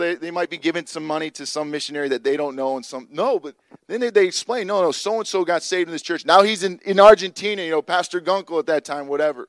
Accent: Chicago, Illinois, United States; moved away; I grew up in Illinois

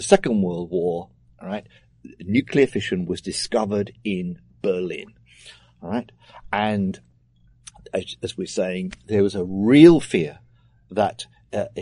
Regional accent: United Kingdom; speaking as a Brit

